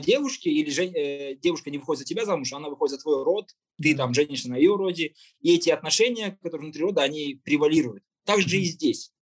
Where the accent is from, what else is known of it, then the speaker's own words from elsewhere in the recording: Kazakhstan; мы живем в, в этой стране, которая называется Казахстан, мы казахи